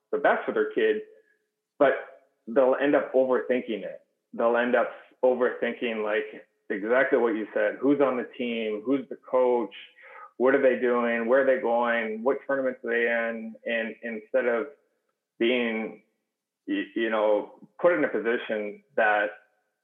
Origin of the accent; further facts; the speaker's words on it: Kingston, Ontario, Canada; now in Southern California, United States; I grew up in Canada and Kingston